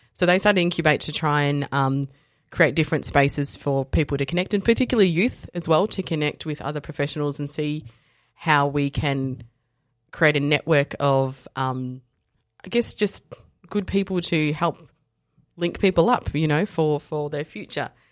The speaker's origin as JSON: {"language": "English", "town": "Dandenong", "region": "Victoria", "country": "Australia", "tie": "born or raised there", "also_born_or_lived": "South Africa / Japan", "said": "I grew up in Dandenong and Fountain Gate and Willis Hill"}